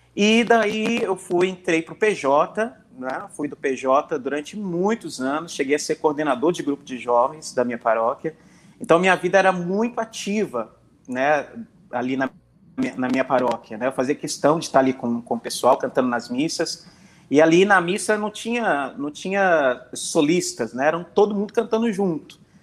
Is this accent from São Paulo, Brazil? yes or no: no; Belo Horizonte, Minas Gerais, Brazil; moved away as an adult; now in Rio de Janeiro, Brazil; eu sou mineiro, natural de Belo Horizonte, atualmente moro no Rio de Janeiro